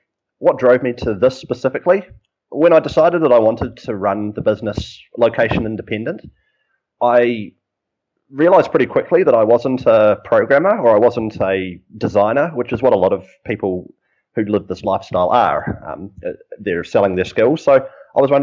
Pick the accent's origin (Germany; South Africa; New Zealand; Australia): New Zealand; moved away; I'm a Kiwi